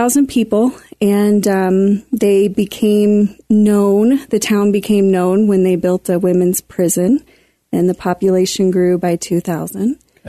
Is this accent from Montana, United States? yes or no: no; Vandalia, Missouri, United States; moved away; also born or lived in Quincy, Illinois; So I'm from a small town in Missouri, Vandalia. Mm-hmm. Grew up on a farm there.